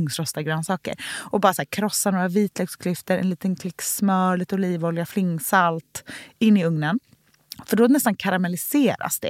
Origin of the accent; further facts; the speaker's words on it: Gothenburg, Västra Götaland, Sweden; runt matbordet i Änggården där jag är uppvuxen i Göteborg